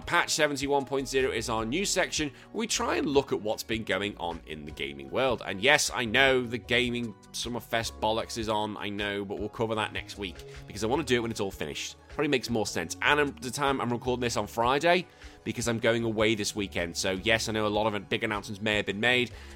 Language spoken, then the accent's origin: English; United Kingdom; moved away as an adult; now in Australia; I am a British man living here in Australia